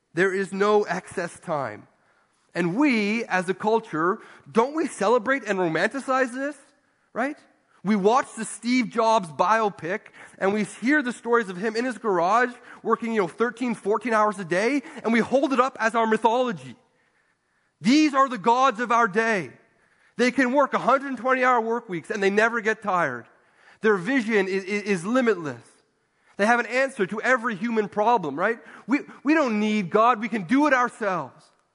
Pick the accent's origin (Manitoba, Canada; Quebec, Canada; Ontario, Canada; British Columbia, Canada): Ontario, Canada; moved away; I grew up in Ontario